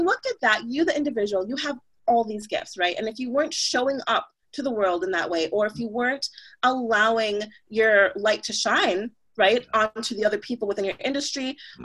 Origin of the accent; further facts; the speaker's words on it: Jamaica; now in United States; I was from Jamaica, um, you know, born in Jamaica, born in a different country, now living in the States